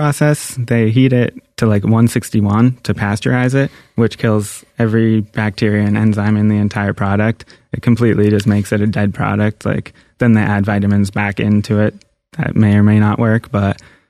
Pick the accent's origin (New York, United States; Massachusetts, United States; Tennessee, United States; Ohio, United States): Massachusetts, United States; Boston; Yeah, I'm from Boston.